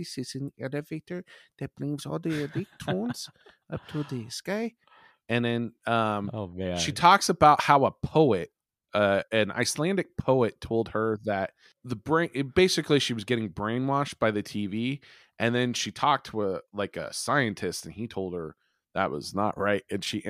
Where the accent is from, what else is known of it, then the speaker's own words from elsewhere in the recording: Farmville, United States; I grew up in Farmville, and any of these kids or stuff like that, if you did anything or liked even weird music, I grew up in a town of 1,200 people, folks.